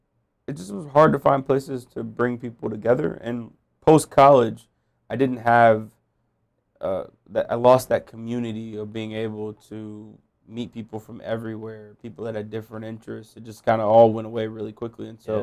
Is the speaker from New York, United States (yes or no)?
no; Los Angeles, California, United States; born there; Yeah, so I was born in Los Angeles.